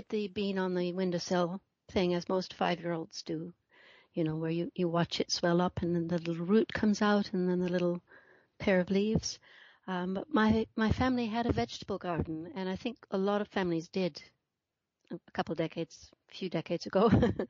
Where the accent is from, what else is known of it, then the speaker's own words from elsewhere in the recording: London, United Kingdom; also born or lived in Minnesota, United States; No, I'm in London, central London, in the UK. Okay. I was born in the States. I was born in Minnesota and came over here as a girl and have stayed.